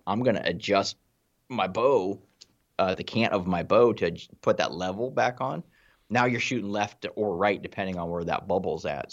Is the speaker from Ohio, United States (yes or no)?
yes; Ohio, United States; I'm from Ohio